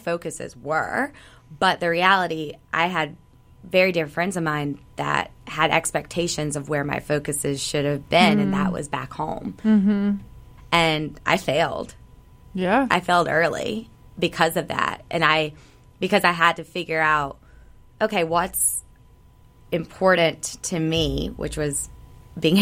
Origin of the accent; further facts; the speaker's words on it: the South, United States; growing up in the South